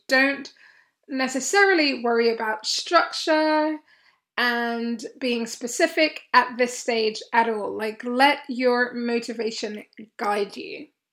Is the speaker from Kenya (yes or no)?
yes; Kenya; moved away; I grew up in Kenya for many, many years of my life, certainly for most of my schooling years